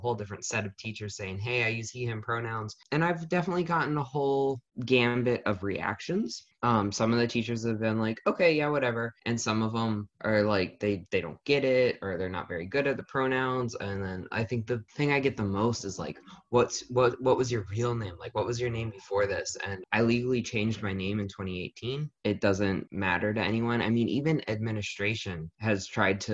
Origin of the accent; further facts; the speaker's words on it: Frederick, Maryland, United States; now in Lancaster, United States; I'm from Frederick, Maryland